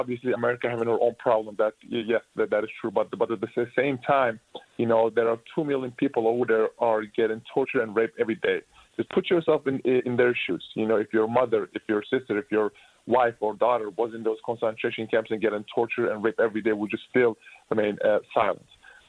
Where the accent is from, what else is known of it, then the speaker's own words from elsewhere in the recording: Turkey; now in United States; Turkey, my home country